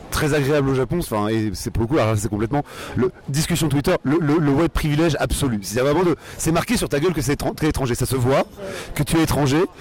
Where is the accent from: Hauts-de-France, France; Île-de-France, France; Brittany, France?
Île-de-France, France; Conflans-Sainte-Honorine; also born or lived in Argenteuil; now in Paris, France; J'ai grandi près d'Argenteuil, puis dans les Yvelines à Conflans-Sainte-Honorine. Vraiment des banlieues tout à fait normales, c'est-à-dire ni, ni, ni mauvaises ni bonnes, vraiment tout à fait banales et sans aucun intérêt.